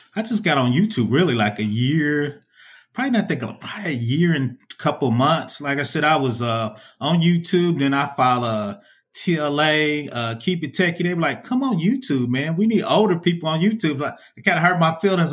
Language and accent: English; Indianapolis, Indiana, United States; I'm from Indiana, Indiana, Indianapolis, man. I'm from the Midwest.